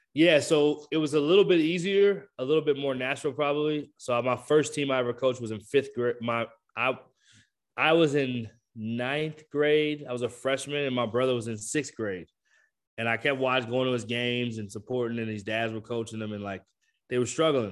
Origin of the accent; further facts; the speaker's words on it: Michigan, United States; I did grow up in Michigan, so I grew up watching the Pistons